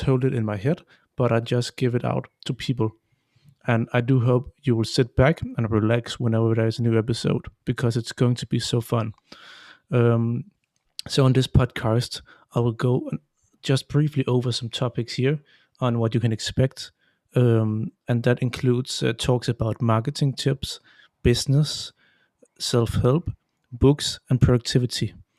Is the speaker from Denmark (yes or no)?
yes; Denmark; I come from Denmark and I live near Copenhagen.